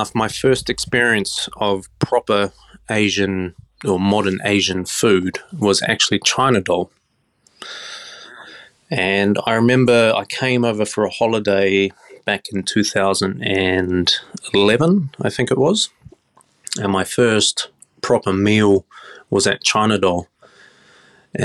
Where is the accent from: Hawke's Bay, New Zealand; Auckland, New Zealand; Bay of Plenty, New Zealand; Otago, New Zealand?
Auckland, New Zealand; now in Australia; New Zealand, growing up in Auckland, can be quite a small place.